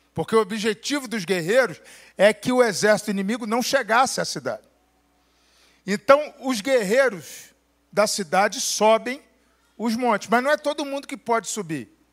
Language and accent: Portuguese; Brazil; no lugar de onde eu venho, a gente só faz isso aí depois que a gente fez um barraco no SUS, no telefone, a gente liga para a Unimed